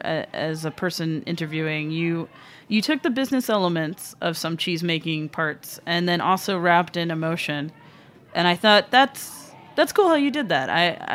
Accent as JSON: {"language": "English", "town": "New York City", "region": "New York", "country": "United States", "said": "As a New Yorker, rushing. I would never do that."}